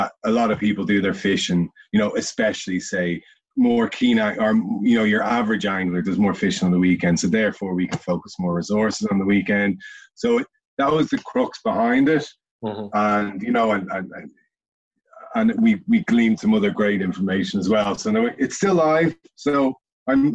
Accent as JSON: {"language": "English", "town": "Dublin", "region": "Leinster", "country": "Ireland", "tie": "born or raised there", "also_born_or_lived": "Wexford", "said": "I was raised in Dublin"}